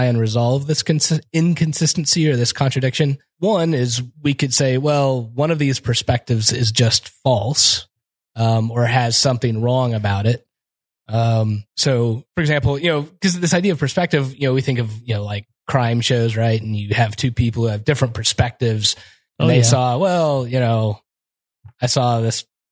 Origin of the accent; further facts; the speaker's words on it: Kansas, United States; I'm from Kansas.